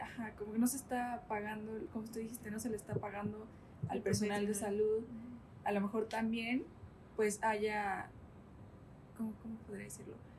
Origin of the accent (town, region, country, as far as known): Santiago Tepeticpac, Tlaxcala, Mexico; born or raised there